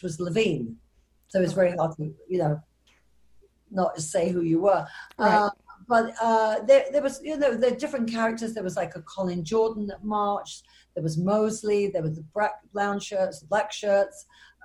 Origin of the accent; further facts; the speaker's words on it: London, United Kingdom; moved away; I'm originally from England, born in London, and brought up in a, what we would call a modern Orthodox Jewish family